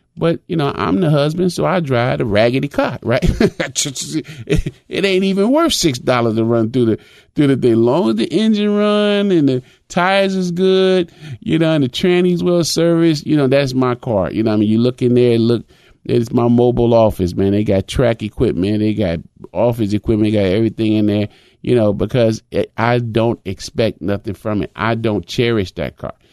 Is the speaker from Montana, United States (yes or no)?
no; Chicago, Illinois, United States; when I was a young boy growing up in Chicago.